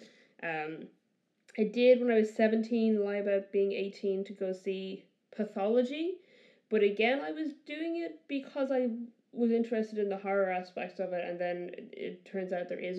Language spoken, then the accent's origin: English; Ireland; I grew up in Ireland